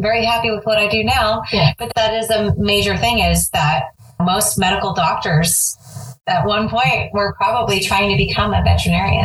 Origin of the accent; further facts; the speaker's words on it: California, United States; I was from California